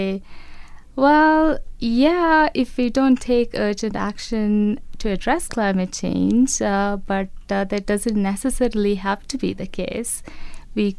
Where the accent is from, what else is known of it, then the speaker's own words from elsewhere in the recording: Maldives; from the Maldives